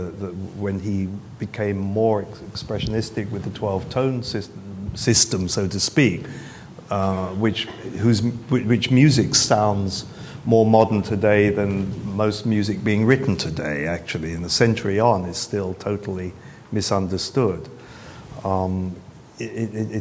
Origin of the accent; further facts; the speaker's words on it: England, United Kingdom; being English